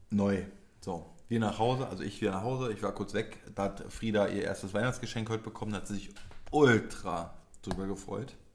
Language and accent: German; Poland; du Idiot, ich bin Pole.